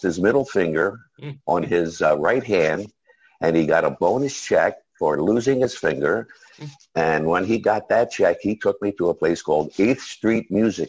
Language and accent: English; Philadelphia, Pennsylvania, United States; I was born and raised in South Philadelphia, Pennsylvania.